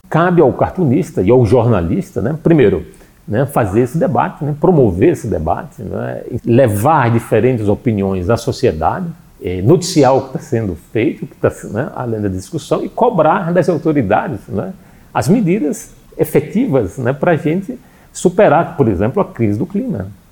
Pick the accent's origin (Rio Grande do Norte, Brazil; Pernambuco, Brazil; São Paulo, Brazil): Rio Grande do Norte, Brazil; Natal; eu sou de Natal